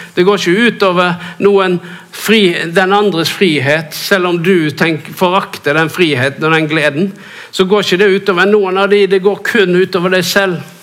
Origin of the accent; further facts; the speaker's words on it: Norway